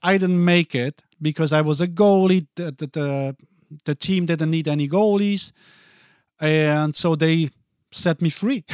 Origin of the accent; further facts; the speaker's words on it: Basel, Basel-Stadt, Switzerland; first language Italian; English is a second language; moved away as an adult; now in Minneapolis, United States; I grew up there, went to school there, and um, so once I went to kindergarten, that's when I started to learn Swiss